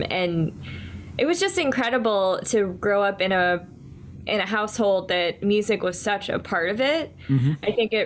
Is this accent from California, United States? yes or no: no; Orlando, Florida, United States; moved away as an adult; also born or lived in Tallahassee, Florida / Brooklyn, New York City; now in New York City, United States; I'm originally from Orlando, Florida